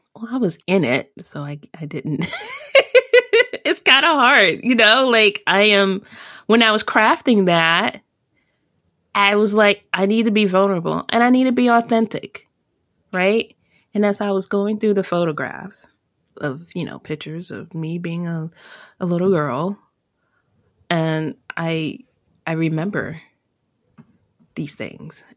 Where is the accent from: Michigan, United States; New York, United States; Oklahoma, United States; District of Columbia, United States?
District of Columbia, United States; Washington; I grew up in Chocolate City and I was the majority up until I went into college